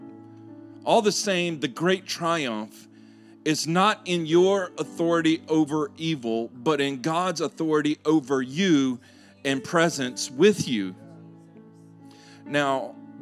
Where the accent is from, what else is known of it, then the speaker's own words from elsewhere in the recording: Louisiana, United States; I'm from Louisiana